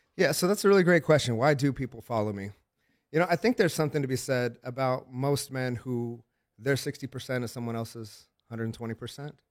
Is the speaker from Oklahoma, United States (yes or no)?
yes; Oklahoma, United States; I'm from Oklahoma